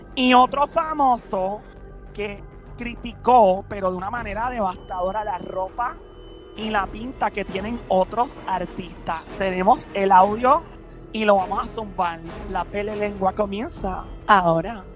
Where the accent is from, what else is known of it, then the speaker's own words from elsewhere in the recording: Caguas, Puerto Rico; also born or lived in San Lorenzo; me crié en Cagua, entre Cagua y San Lorenzo